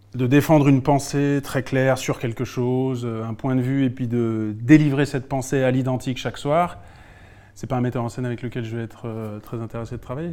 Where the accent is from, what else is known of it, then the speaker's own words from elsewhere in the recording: Alsace, Grand Est, France; moved away as an adult; now in Lyon, France; Je suis alsacien. Mais je vis à Lyon depuis une vingtaine d'années